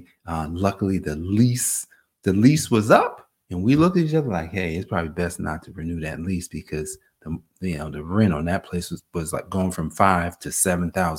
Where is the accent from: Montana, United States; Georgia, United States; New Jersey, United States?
New Jersey, United States; Newark; growing up in Newark, New Jersey